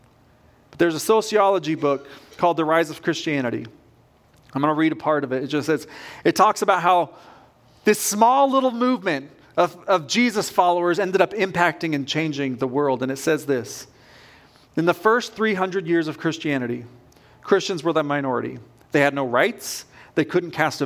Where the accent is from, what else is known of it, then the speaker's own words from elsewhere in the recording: West Coast, United States; now in Kentucky, United States; I grew up on the West Coast